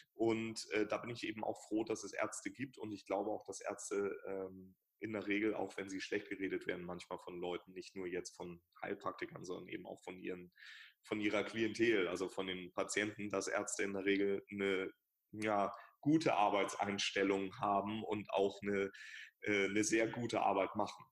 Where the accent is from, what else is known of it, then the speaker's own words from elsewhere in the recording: Hamburg, Germany; ich bin Hamburger, also meine Praxis ist in Hamburg